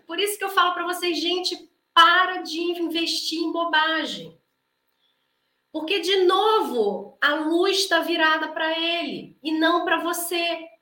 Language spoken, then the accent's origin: Portuguese; Brazil; A gente é muito brasileiro